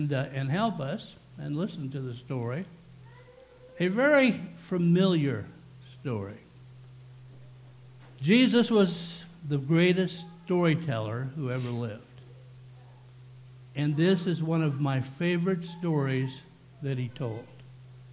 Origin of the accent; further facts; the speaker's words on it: South Dakota, United States; moved away as an adult; also born or lived in northern Minnesota; we went to South Dakota for a year to begin our ministry in my hometown.